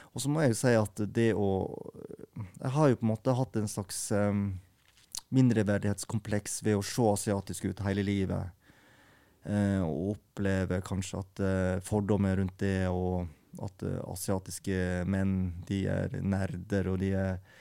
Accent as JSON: {"language": "Norwegian", "country": "Norway", "tie": "born or raised there", "also_born_or_lived": "South Korea"}